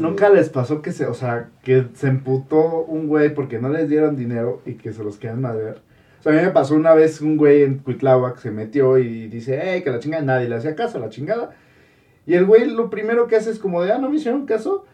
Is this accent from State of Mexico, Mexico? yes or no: yes; State of Mexico, Mexico; nosotros del Estado de México